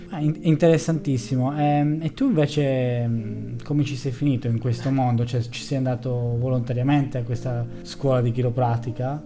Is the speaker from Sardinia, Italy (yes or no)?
yes; Sardinia, Italy; da sardo